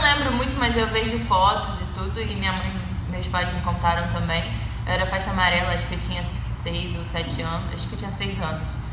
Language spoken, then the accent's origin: Portuguese; Saquarema, Rio de Janeiro, Brazil; moved away as an adult; eu sou do Rio também, mas do interior, eu sou de Saquarema